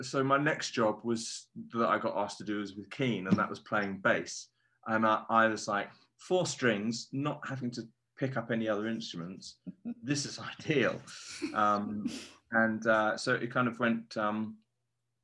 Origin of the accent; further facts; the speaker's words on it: Framlingham, East of England, United Kingdom; I grew up in Suffolk